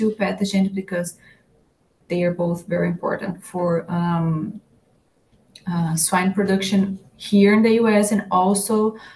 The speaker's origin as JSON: {"language": "English", "country": "Brazil", "moved": "yes", "lives_now": "Iowa, United States", "said": "I'm from Brazil and it's summertime in Brazil now, and here in Iowa it's winter"}